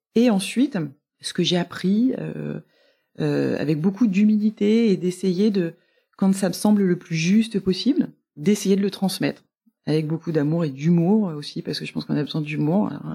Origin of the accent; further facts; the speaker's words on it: Marseille, Provence-Alpes-Côte d'Azur, France; moved away as an adult; also born or lived in Amiens / Cassis; now in Paris, France; je suis née à Amiens, mais j'y suis restée six mois, je pense. Et ensuite j'ai un petit peu déménagé quand j'étais petite, mais j'ai passé mes plus belles années à Marseille. Enfin à Cassis. En revanche j'étais au lycée à Marseille